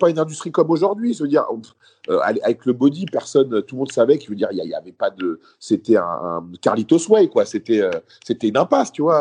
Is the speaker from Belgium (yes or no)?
no; Paris, Île-de-France, France; also born or lived in Lille; moi, de base, j'étais de Paris et après, moi, je faisais une école d'attaché de presse et donc je suis parti faire l'école à Lille